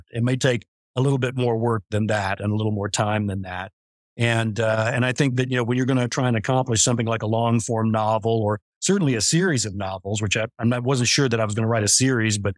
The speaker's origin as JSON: {"language": "English", "region": "West Virginia", "country": "United States", "tie": "born there", "also_born_or_lived": "Kansas / New Mexico / Montana", "said": "I was born in West Virginia, like that, but I had family scattered all through Kansas and uh, New Mexico and up in Montana and everywhere."}